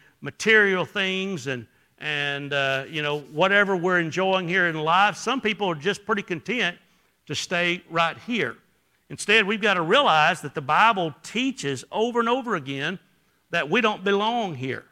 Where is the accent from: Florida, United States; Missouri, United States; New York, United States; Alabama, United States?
Alabama, United States; I was from Alabama.